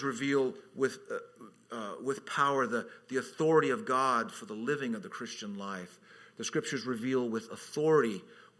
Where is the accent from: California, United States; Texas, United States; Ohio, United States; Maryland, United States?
California, United States; Redlands; now in Hawaii, United States; my hometown, Redlands, which is part of this thing called the Inland Empire